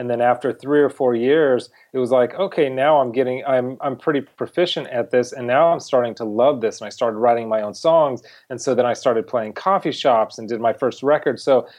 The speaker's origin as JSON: {"language": "English", "region": "California", "country": "United States", "tie": "born or raised there", "lives_now": "Los Angeles, United States", "said": "I live in Los Angeles now, but I grew up not far from here. I grew up in Orange County, California, in a modest lower middle class family."}